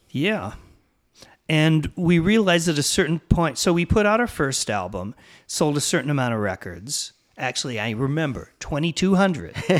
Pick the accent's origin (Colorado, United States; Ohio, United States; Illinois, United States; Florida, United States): Illinois, United States; moved away as an adult; also born or lived in Champaign, Illinois / Chicago, Illinois / Los Angeles, California / San Francisco, California; grew up in Illinois